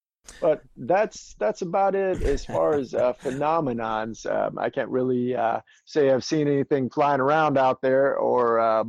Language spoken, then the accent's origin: English; Charleston, South Carolina, United States; I'm from James Island too.